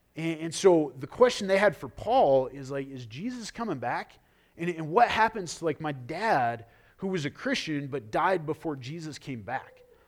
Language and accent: English; United States; I am proud to be an American.